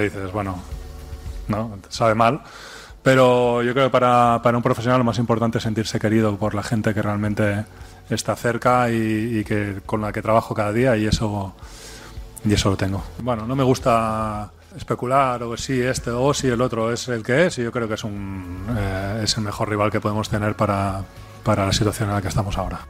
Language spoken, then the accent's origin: Spanish; Catalonia, Spain; yo soy de aquí, soy catalán, soy culé